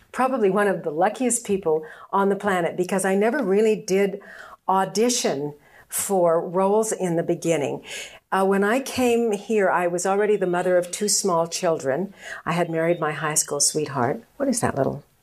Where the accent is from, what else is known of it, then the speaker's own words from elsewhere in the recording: Chicago, Illinois, United States; born there; When I was a kid growing up, um, I was born in Chicago, Illinois.